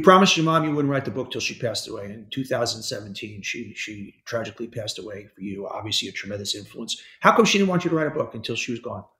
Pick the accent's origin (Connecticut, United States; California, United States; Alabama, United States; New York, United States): New York, United States; New York City; I'm from Hollis Hills.